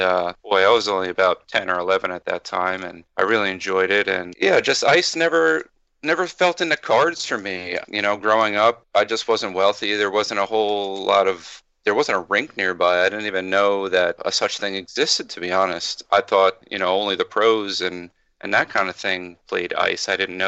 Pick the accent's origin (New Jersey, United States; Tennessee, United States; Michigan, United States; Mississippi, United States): New Jersey, United States; moved away as an adult; also born or lived in Florida; now in New York, United States; I'm born and raised in New Jersey in a place called Monmouth County, and then I moved down to Florida for a few years, and then when I met my wife, that's what actually brought me to New York.